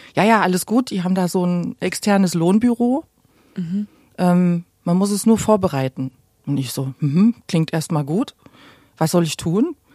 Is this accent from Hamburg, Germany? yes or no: no; Gera, Thuringia, Germany; moved away as an adult; now in Berlin, Germany; ich bin in Gera geboren